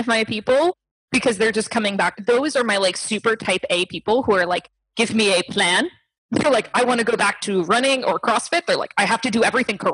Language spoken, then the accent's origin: English; Stuart, Florida, United States; moved away as an adult; also born or lived in Miami, Florida / New York City / Morocco; I grew up here in Stewart